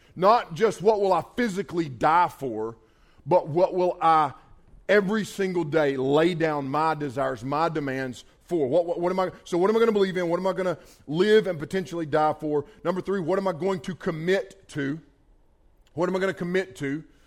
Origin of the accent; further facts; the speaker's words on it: Bethel, North Carolina, United States; I grew up on Highway 110 in Bethel, North Carolina